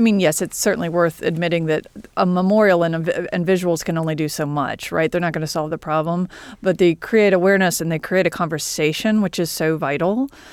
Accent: Columbia, South Carolina, United States; I'm from Columbia, South Carolina

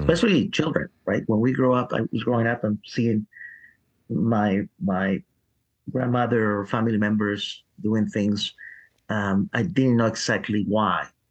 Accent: Peru; now in Nashville, United States; I, was born in Peru

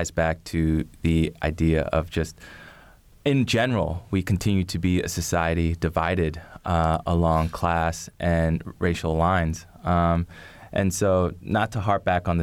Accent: Philadelphia, Pennsylvania, United States; now in Bloomington, United States; I was born and raised in Philadelphia, so this was right in my backyard

